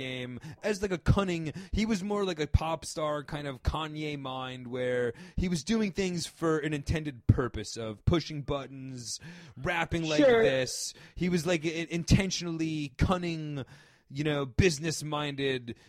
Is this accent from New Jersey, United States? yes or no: yes; outside New York City, New Jersey suburbs, United States; I grew up in the suburbs of Jersey, right outside New York.